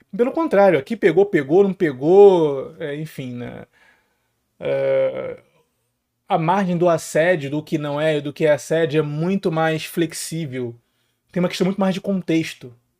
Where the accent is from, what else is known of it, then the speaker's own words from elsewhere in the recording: Rio de Janeiro, Brazil; eu sou aqui do Rio de Janeiro, né? Favela para todos os lados, criado e nascido